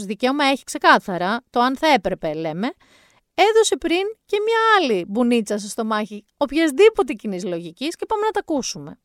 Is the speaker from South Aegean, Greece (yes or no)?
no; Mani, Peloponnese, Greece; την πατρίδα μου